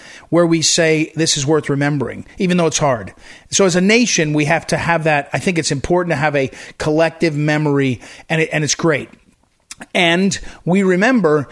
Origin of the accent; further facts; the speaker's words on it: Western New Jersey, United States; I grew up in New Jersey, Western New Jersey, but I went to high school in Jersey City